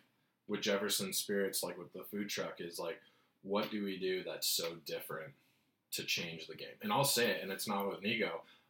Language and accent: English; Rosarito, Baja California, Mexico; I grew up in Baja, California, majority of my childhood in a town called Rosarito. And literally like 4 months out of each year of my life until I was like 13, I would be in Mexico and stuff.